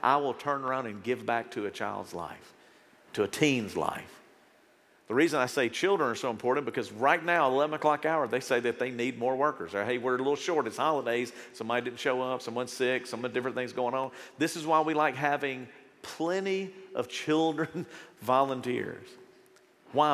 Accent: United States; As an American

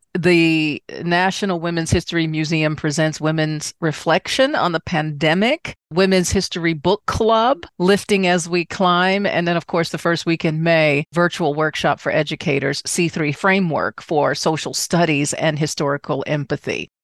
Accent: Washington, District of Columbia, United States; moved away; I'm originally from Washington, D.C.

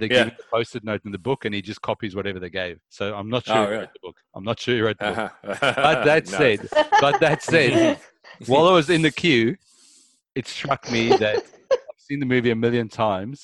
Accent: South Africa; now in Australia; I come from South Africa

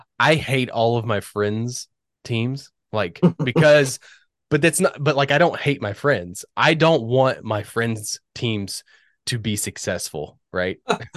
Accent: Northern Virginia, United States; moved away; I grew up in Northern Virginia

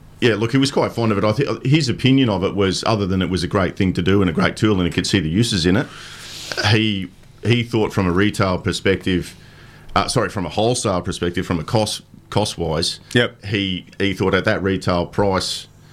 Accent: Brisbane, Queensland, Australia; It's my hometown.

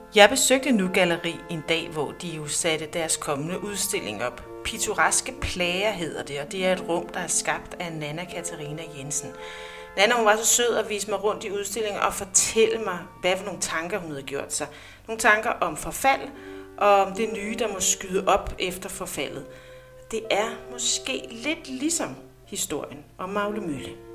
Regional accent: Næstved, Zealand, Denmark; moved away; jeg er født og opvokset i Næstved. I mange år har jeg dog været væk fra byen, men nu er jeg flyttet tilbage

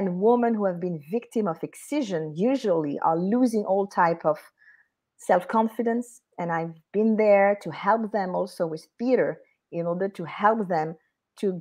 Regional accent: France; accent: French; English is a second language; being French, I will not remove my French accent

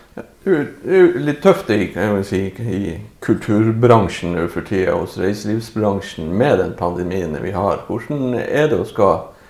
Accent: Narvik, Nordland, Norway; vi er jo fra Narvik

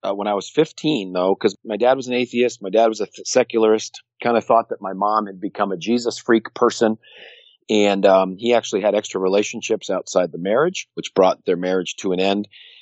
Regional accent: Connecticut, United States; I grew up in Connecticut

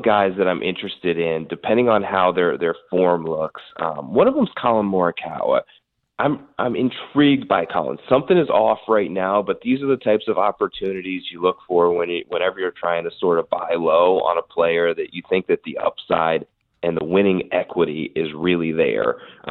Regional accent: West Virginia, United States; Yeah, I'm from West Virginia, Keith. I'm a country boy, so I followed Randy all the way growing up

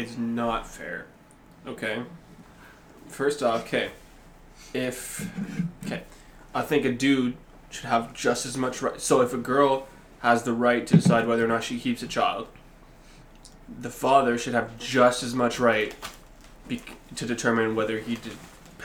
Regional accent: Canada; I'm Canadian through and through

